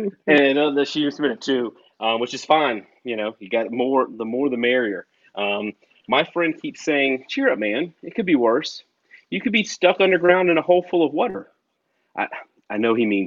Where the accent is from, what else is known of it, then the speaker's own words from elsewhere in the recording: Wilmington, North Carolina, United States; moved away as an adult; I grew up in Wilmington, North Carolina